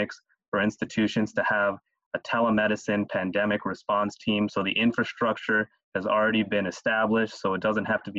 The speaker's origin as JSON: {"language": "English", "region": "South Florida", "country": "United States", "tie": "born or raised there", "moved": "yes", "said": "I was born and raised in South Florida"}